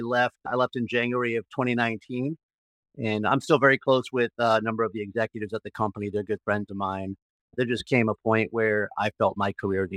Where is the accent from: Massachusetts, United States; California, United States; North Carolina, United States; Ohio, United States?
Massachusetts, United States; Martha's Vineyard; also born or lived in Springfield, Massachusetts; I am originally from Martha's Vineyard. I was born and raised an Islander. So I grew up in Massachusetts, and I went to the University of Massachusetts, where I studied legal studies and history